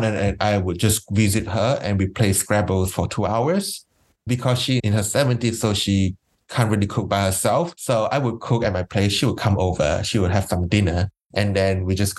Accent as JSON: {"language": "English", "country": "Malaysia", "tie": "born or raised there", "moved": "yes", "lives_now": "Melbourne, Australia", "said": "I grew up in Malaysia"}